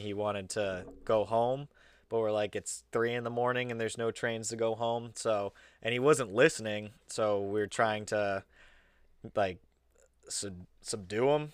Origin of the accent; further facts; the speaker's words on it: Massachusetts, United States; we come from Mass